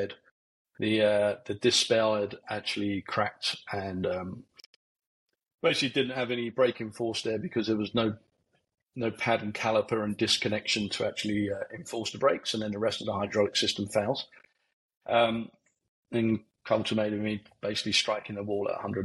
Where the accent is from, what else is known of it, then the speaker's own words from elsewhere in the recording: Barnet, London, United Kingdom; also born or lived in Letchworth Garden City, Hertfordshire; I come from Barnet, North London, Hertfordshire border. Come down the A1 corridor. First family home was actually a static home, mobile home, and then went then to a council estate in Letchworth Garden City.